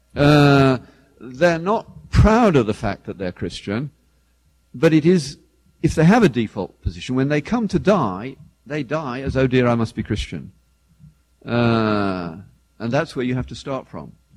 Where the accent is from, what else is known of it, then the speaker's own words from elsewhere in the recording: the British equivalent of Detroit, England, United Kingdom; I grew up in the British equivalent of Detroit